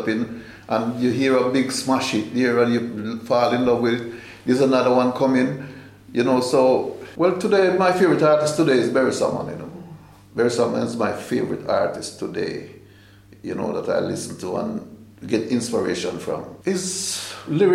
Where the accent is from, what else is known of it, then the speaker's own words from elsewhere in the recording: Jamaica; it's a lot of changes I've seen since growing up in Jamaica